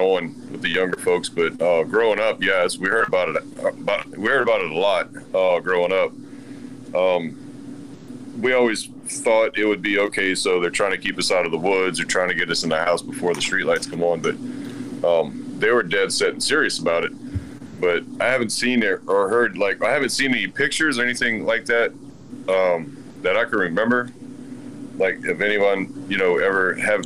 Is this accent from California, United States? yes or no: no; Houma, Louisiana, United States; So I'm from Houma, Louisiana, which is way south of New Orleans and in the swampland.